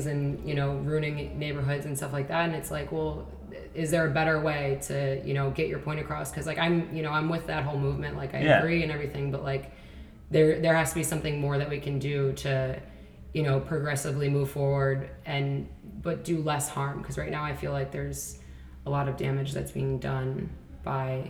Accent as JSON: {"language": "English", "town": "Chicago", "region": "Illinois", "country": "United States", "tie": "born or raised there", "said": "I grew up on the South Side of Chicago"}